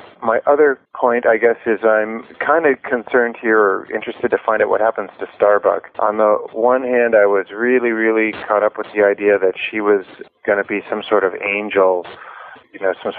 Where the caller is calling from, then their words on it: Salt Spring Island, British Columbia, Canada; I'm calling up from Salt Spring Island in British Columbia.